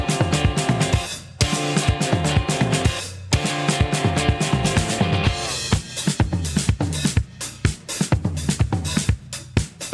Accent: Memphis, Tennessee, United States; I'm from Memphis originally.

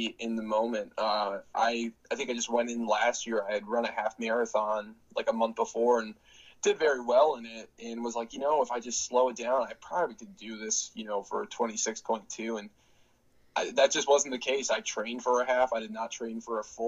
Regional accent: Northern Virginia, United States; growing up in the Northern Virginia area

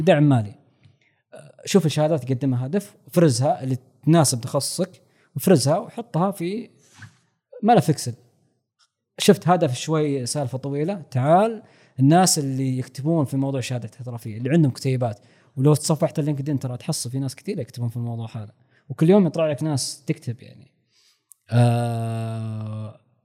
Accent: Saudi Arabia; عندنا في السعوديه

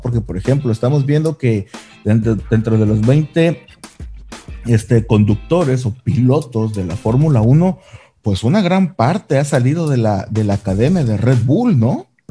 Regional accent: Mexico; como buen mexicano que somos

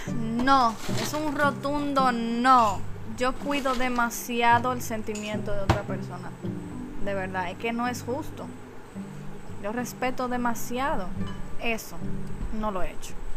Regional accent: San Francisco de Macorís, Duarte, Dominican Republic; Yo soy de San Francisco también

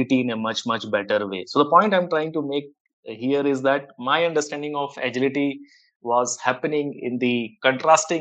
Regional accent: India; I was around 12 years old kid in the late 1980s in one of the Indian towns.

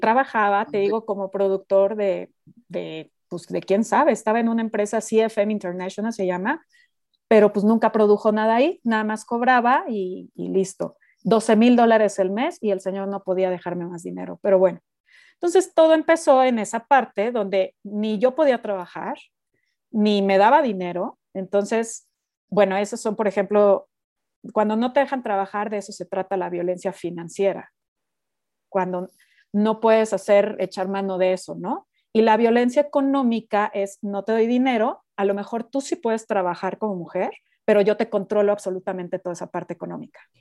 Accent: Mexico; moved away as an adult; also born or lived in United States; yo soy una mexicana muy rara

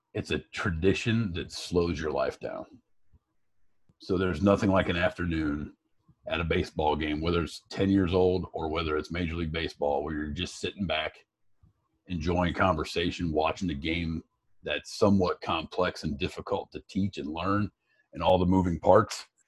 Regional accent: Piqua, Ohio, United States; moved away as an adult; also born or lived in Fort Recovery, Ohio / Dayton, Ohio; now in Chicago, United States; I was born and raised in Fort Recovery

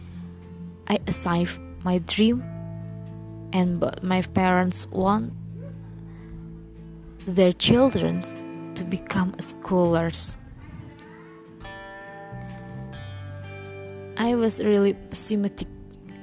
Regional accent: Cirebon, West Java, Indonesia; I was born in Cirebon on October 26, 1998

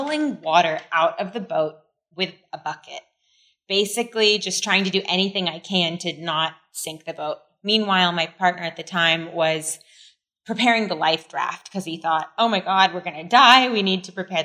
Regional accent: California, United States; moved away as an adult; also born or lived in France; now in Siargao, Philippines; I was raised in California and then, you know, decided a few years ago it was time to come home

